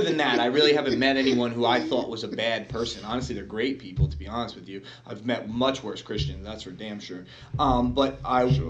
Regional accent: United States; That's how I am as an American

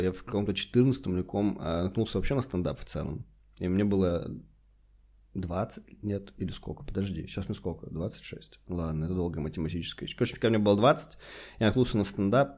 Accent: Khabarovsk, Khabarovsk Krai, Russia; moved away; Мы же ещё в Хабаровске когда были

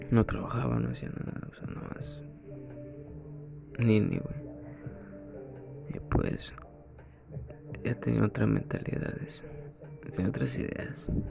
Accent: Costa Rica, Veracruz, Mexico; Soy del estado de Veracruz, de la ciudad de Costa Rica tengo 22 años.

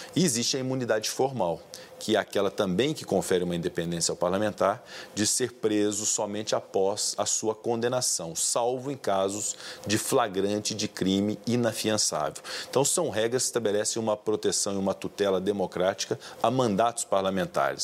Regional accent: Brazil; enquanto brasileiros

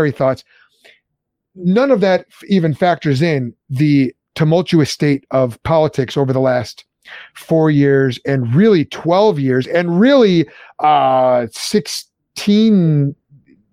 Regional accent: Lombard, Illinois, United States; I grew up in Lombard

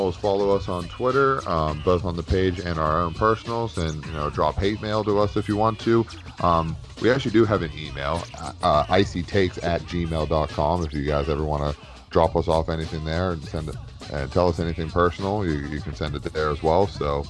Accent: Pittsburgh, Pennsylvania, United States; born or raised there

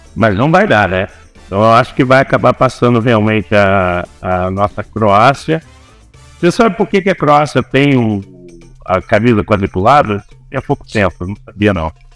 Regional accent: Brazil; nós somos brasileiros

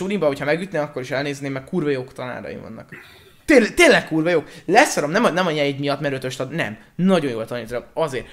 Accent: Pécs, Baranya, Hungary; Pécsi vagyok

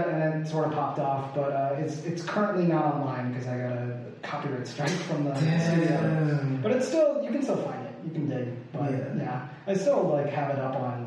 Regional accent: New York City, New York, United States; also born or lived in Japan; I moved to New York from Japan when I was like a little kid. Like I was like only a little older than 1 year old

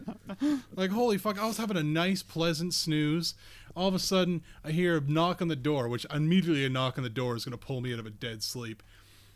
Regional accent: Nova Scotia, Canada; also born or lived in southern Ontario; now in Ontario, Canada; I'm originally from Nova Scotia

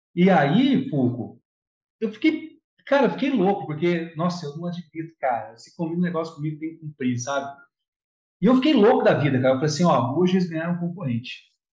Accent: Jacareí, São Paulo, Brazil; now in Guarujá, Brazil; eu sou de Jacareí, na verdade sou do interior, mas eu moro em Guarujá, tem alguns anos já

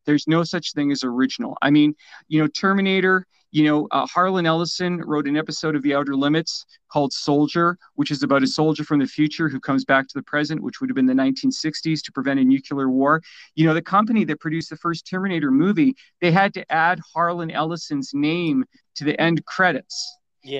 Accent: Canada; also born or lived in Vancouver; I'm a Canadian

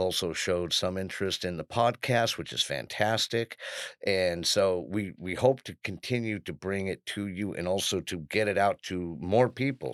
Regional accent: Aspen, Colorado, United States; I was born in Aspen, Colorado

